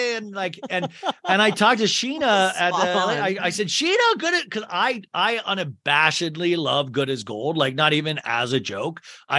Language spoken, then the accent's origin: English; St. Louis, Missouri, United States; You're from St. Louis. I'm from St. Louis.